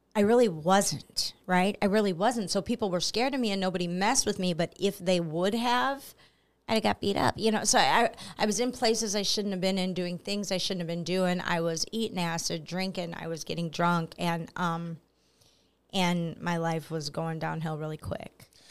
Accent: Belleville, Illinois, United States; I'm from Belleville, Illinois, so I'm about a half an hour east

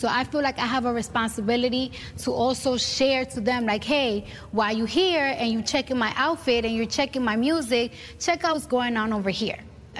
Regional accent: New York City, New York, United States; I'm a hood chick, and I'm from the Bronx.

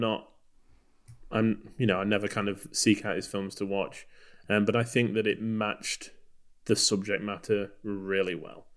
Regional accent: Texas, United States; we're from Texas

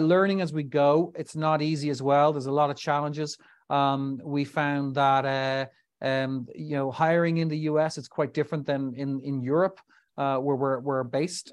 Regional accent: Dublin, Leinster, Ireland; also born or lived in New York; found myself back in my home country of Ireland, Dublin in particular.

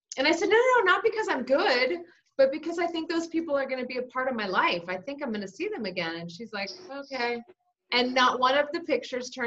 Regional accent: East Coast, United States; moved away as an adult; I was born and raised on the East Coast

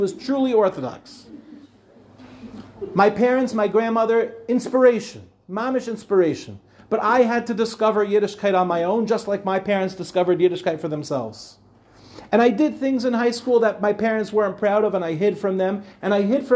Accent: Five Towns, New York, United States; I was a kid growing up in the Five Towns

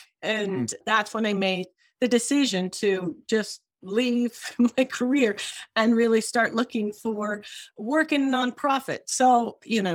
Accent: Michigan, United States; moved away as an adult; also born or lived in London / Cambridge, Massachusetts; I grew up in Michigan

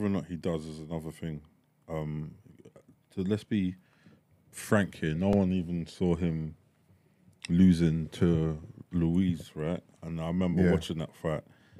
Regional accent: Nigeria; as a Nigerian

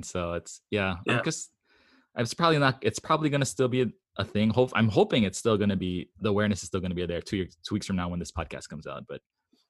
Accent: Hawaii, United States; Because I'm from Hawaii and I'm an idiot. I don't know how to pronounce anything other than Japanese names and Hawaiian names.

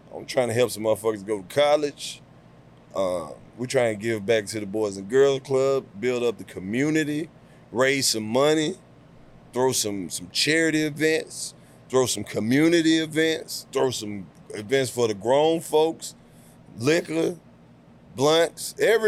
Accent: the South, United States; I'm from the South. I'm from the country

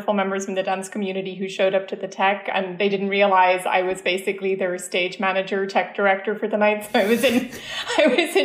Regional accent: Dublin, Leinster, Ireland; moved away as an adult; now in New York, United States; I grew up in Dublin in Ireland.

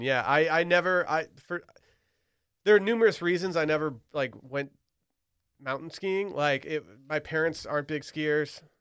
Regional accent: Michigan, United States; we have an, a very impressive terrain park at both ski areas in my hometown

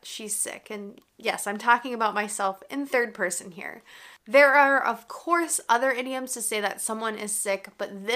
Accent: United States; I'm an American English teacher

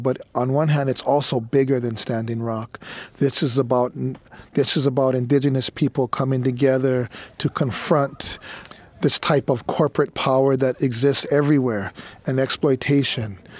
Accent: Hawaii, United States; as a Hawaiian

